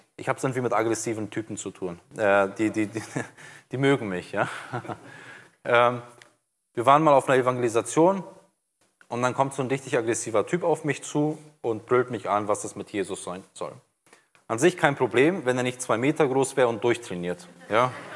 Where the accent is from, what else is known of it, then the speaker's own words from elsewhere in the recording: Brazil; now in Germany; ich bin jetzt seit 93 in Deutschland, bin in Brasilien geboren, aufgewachsen